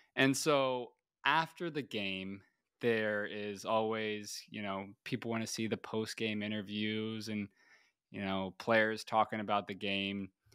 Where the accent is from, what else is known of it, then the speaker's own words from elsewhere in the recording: Tampa, Florida, United States; Bucks are my hometown team